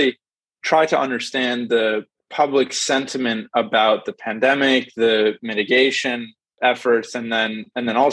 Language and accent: English; Boston, Massachusetts, United States; moved away as an adult; also born or lived in Australia; I'm from Boston originally